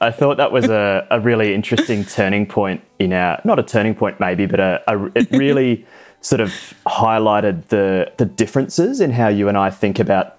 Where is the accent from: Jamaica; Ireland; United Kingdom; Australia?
Australia; I'm getting married to Naomi Talushkin, and I'm an Australian naval officer.